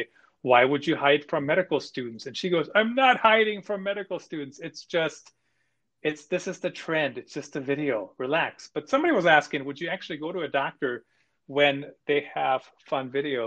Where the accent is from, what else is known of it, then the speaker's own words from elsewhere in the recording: Germany; moved away; I grew up in Germany